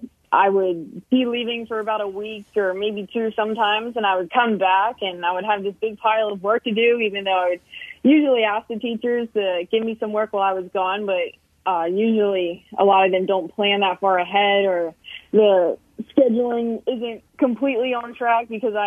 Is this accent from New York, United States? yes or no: no; Pottstown, Pennsylvania, United States; I grew up in Pottstown, Pennsylvania